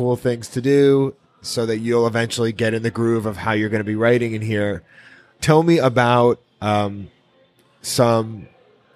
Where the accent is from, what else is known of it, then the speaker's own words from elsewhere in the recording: New York, United States; when I grew up in New York